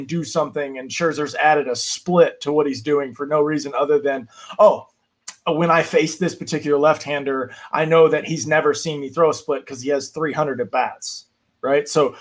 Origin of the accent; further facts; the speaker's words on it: Destin, Florida, United States; I'm from Florida. I'm from Destin, grew up Braves fans of the 90s